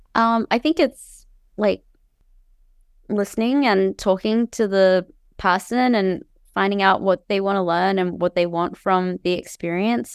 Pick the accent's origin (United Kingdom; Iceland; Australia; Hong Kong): Australia; Cairns, Queensland; moved away as an adult; now in United States; I grew up in Cairns in far north Queensland. Um, I was there from when I was born until I was eighteen.